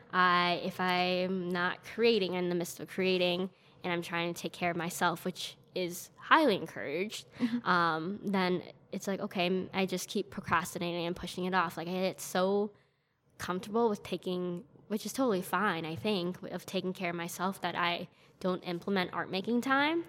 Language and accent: English; Elgin, Illinois, United States; I'm from Elgin